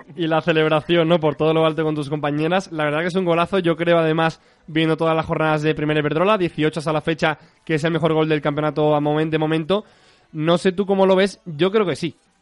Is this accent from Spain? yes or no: yes; Málaga, Andalusia, Spain; soy de Málaga